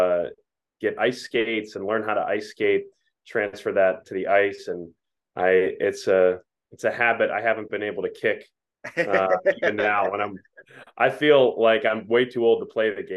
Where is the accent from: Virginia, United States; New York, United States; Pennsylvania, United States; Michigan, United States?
Pennsylvania, United States; Pittsburgh; also born or lived in Ohio; I was born in Ohio, but soon after I was born, my family settled down in southwestern Pennsylvania and grew up in the suburbs